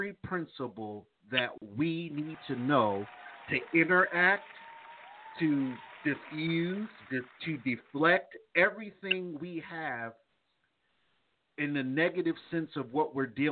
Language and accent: English; East Coast, United States; now in the South, United States; growing up in the East Coast